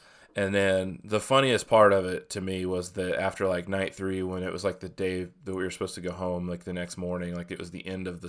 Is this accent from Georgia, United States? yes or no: yes; Georgia, United States; now in South Carolina, United States; from Georgia. Technically, I'm in South Carolina